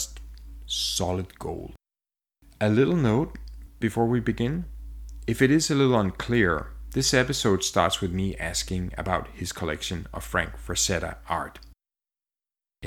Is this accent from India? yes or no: no; Denmark; now in Montreal, Canada; I'm from Denmark. My wife is from Spain. And we live in Montreal, Canada.